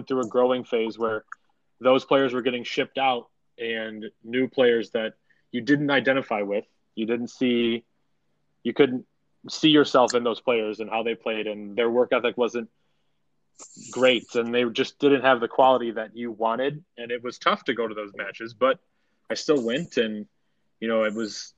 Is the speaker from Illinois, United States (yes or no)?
yes; Chicago, Illinois, United States; a team that was in my hometown